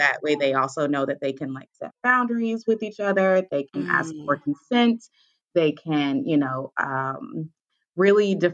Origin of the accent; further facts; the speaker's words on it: Louisville, Kentucky, United States; now in Chicago, United States; I'm originally from Louisville, Kentucky, but I currently hail in Chicago.